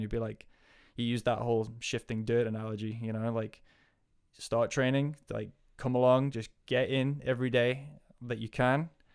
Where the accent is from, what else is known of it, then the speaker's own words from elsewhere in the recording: Northumberland, North East England, United Kingdom; moved away as an adult; also born or lived in Wales / New Zealand; now in Aviemore, United Kingdom; I am from Northumberland, so northeast of England, originally.